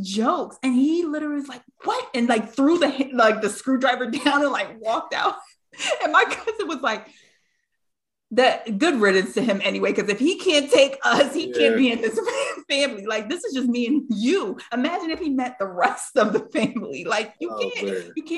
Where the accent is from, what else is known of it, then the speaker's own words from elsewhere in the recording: New York, United States; with my family, I grew up in New York